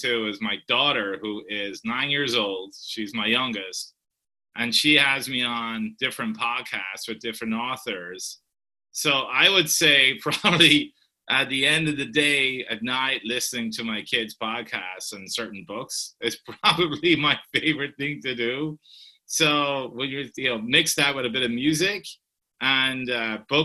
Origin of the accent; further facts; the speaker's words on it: Ireland; moved away; I grew up in Ireland, as you know, Brian, and it rains a lot